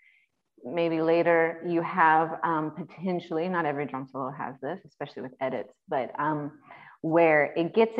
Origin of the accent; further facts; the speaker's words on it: United States; also born or lived in North Carolina; I am an American girl